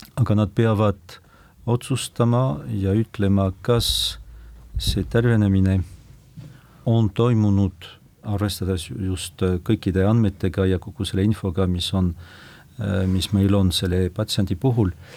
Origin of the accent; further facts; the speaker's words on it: foot of the Pyrenees, about 100 km west of Lourdes, Nouvelle-Aquitaine, France; Estonian is a second language; now in Estonia; ma olen sündinud Pirenee mm -hmm. jalamil muuhulgas aga umbes sada kilomeetrit äh, lääne poole